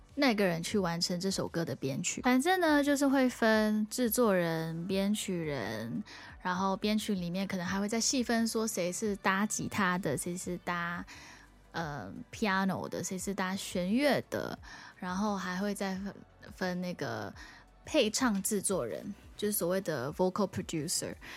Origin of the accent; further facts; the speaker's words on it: Singapore; moved away as an adult; now in Taiwan; 因为我们新加坡人很习惯我们在讲中文的时候，你会先用英文去思考那个句子